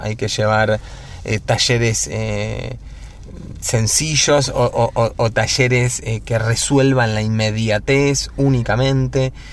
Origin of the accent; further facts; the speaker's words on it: Neuquén, Argentina; also born or lived in Cipolletti, Río Negro; now in Buenos Aires, Argentina; Vengo de Neuquén, nací en Chipoleti, pero viví en Neuquén toda mi adolescencia